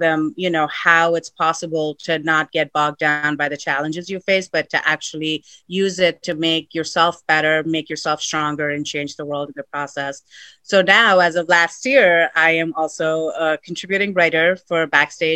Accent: Sacramento, California, United States; moved away as an adult; also born or lived in India; now in Los Angeles, United States; I was born in India, but then I grew up in Sacramento.

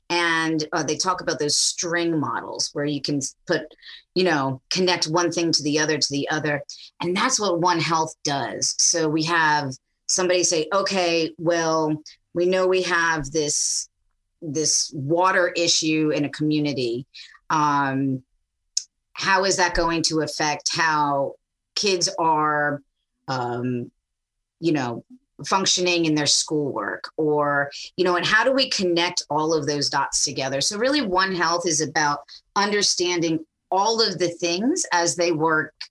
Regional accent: Knoxville, Tennessee, United States; accent: Jersey; I'm I'm a little suburban girl from Knoxville, Tennessee. My accent's from Jersey because my parents just kept telling me to walk the dog.

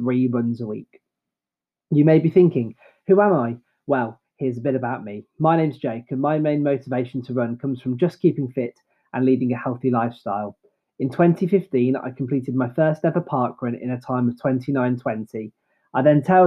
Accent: Droitwich, West Midlands, United Kingdom; a fellow member of my local running club, Droitwich AC.

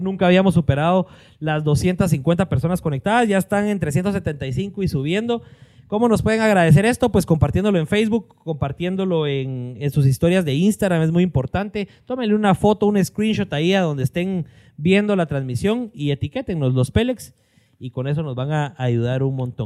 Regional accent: Mixco, Guatemala Department, Guatemala; nosotros somos de aquí de Misco

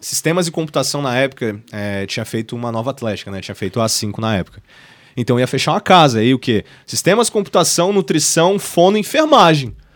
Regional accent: Florianópolis, Santa Catarina, Brazil; Sou nascido e criado em Floripa

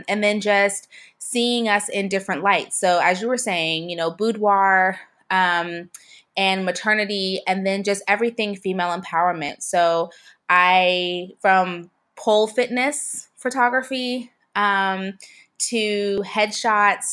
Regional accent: Seattle, Washington, United States; moved away as an adult; also born or lived in Pensacola, Florida; I was born in Seattle

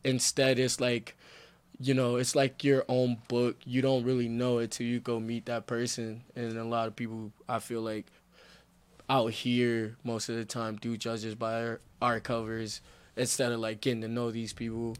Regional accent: Flint, Michigan, United States; moved away as an adult; now in Salt Lake City, United States; I'm actually from Flint, Michigan

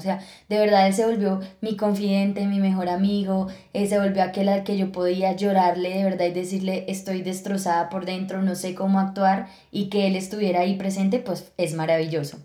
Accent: Villeta, Cundinamarca, Colombia; also born or lived in Bogotá; yo nací en Bogotá, pero nos fuimos cuando yo tenía 5 años para Villeta. Y bueno, toda mi adolescencia la viví allá

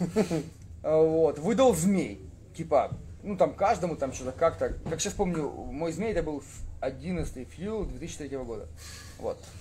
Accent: Skadovsk, Kherson Oblast, Ukraine; я не коренной скотовчанин, к сожалению или к счастью. Я туда приехал во втором классе. Ну, там учился, учился, учился

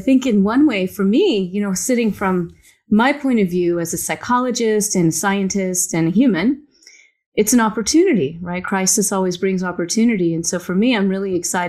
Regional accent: the South, United States; I grew up in the South and all my friends were Baptist

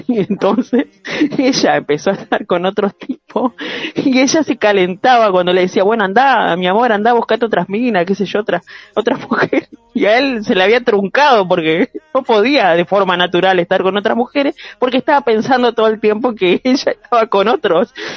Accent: Concordia, Entre Ríos, Argentina; la ciudad de Concordia, el lugar donde yo nací

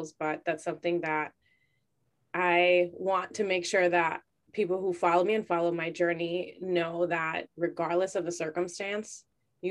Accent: Chicago, Illinois, United States; born and raised in Chicago.

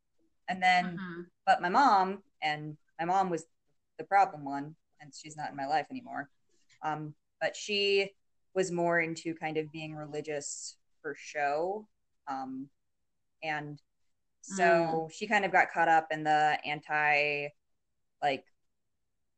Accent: Colorado, United States; I was born and raised in Colorado.

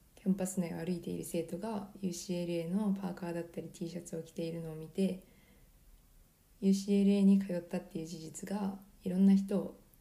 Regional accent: Japan; now in United States; 自分の母国じゃないところに住むっていう点では

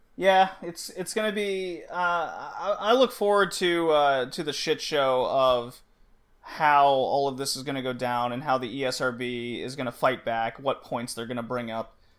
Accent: Texas, United States; growing up in Texas

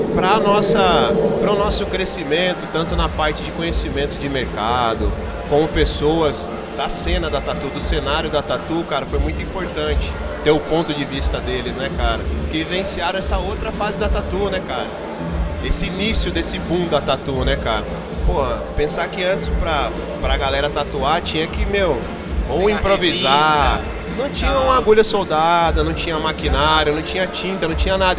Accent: Pindamonhangaba, São Paulo, Brazil; Sou de Pindamonhangaba, uma cidade do interior aqui de São Paulo

